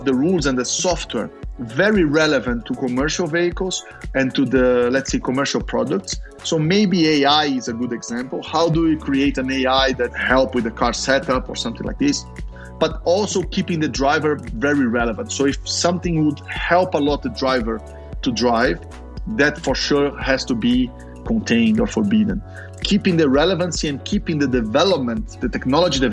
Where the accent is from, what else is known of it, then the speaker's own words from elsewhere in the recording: Brazil; I was born in Brazil